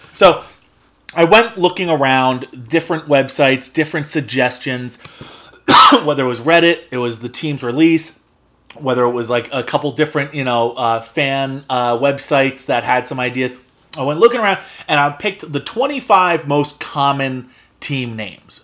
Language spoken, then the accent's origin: English; Spring Lake, New Jersey, United States; I'm born and raised in Spring Lake, New Jersey